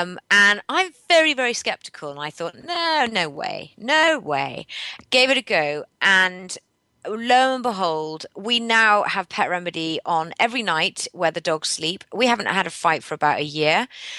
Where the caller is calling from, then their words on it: Henley-on-Thames, South East England, United Kingdom; I'm calling from near Henley-on-Thames.